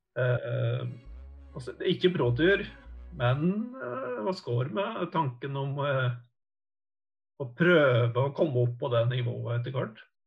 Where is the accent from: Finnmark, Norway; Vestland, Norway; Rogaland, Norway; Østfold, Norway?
Vestland, Norway; Kvam; also born or lived in Oslo; Jeg er jo født og oppvokst i Kvam